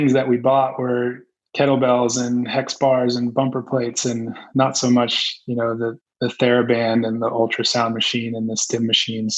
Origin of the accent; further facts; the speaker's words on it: Orange County, California, United States; I grew up in Orange County, California.